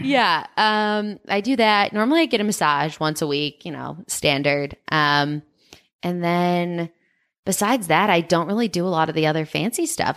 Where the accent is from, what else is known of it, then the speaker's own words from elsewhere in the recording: Chicago, Illinois, United States; now in Boulder, United States; I'm from Chicago